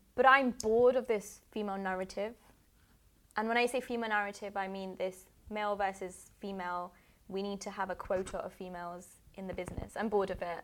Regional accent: United Kingdom; I'm I'm British

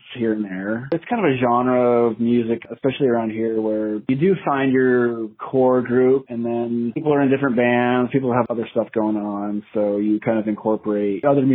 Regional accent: East Tennessee, United States; moved away as an adult; also born or lived in Texas; growing up in East Tennessee

